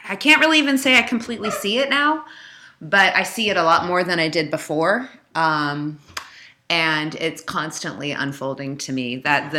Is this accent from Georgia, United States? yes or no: no; Silver Spring, Maryland, United States; accent: Northeast; moved away as an adult; also born or lived in New York; now in New Orleans, United States; I grew up in Silver Spring, Maryland, which is right outside of Washington, D.C.